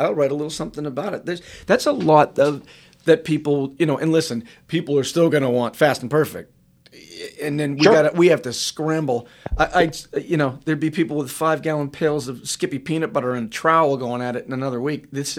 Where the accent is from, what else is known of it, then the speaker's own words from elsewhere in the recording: New England, United States; I'm from New England.